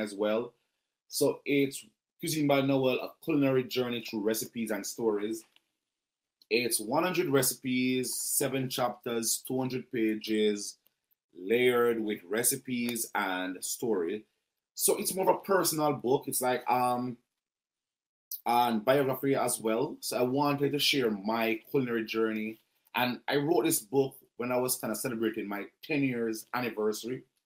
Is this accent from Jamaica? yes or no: yes; Jamaica; moved away as an adult; now in Canada; as a Jamaican chef